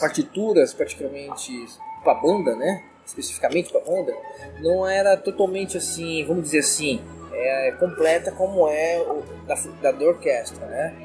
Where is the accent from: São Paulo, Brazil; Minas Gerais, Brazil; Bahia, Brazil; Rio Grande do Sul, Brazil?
São Paulo, Brazil; eu moro na zona, nasci na Zona Leste, tudo na história, eu nasci na Zona Leste, é, naquela época nada asfaltado, tudo lama